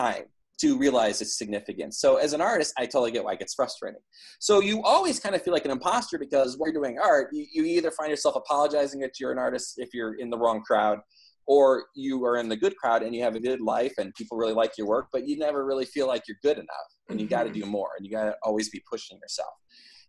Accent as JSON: {"language": "English", "region": "Midwest", "country": "United States", "tie": "born or raised there", "said": "growing up in the Midwest"}